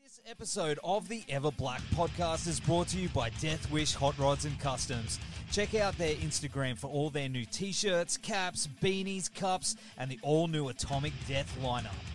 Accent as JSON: {"language": "English", "country": "Australia", "accent": "Australian", "said": "my Australian accent"}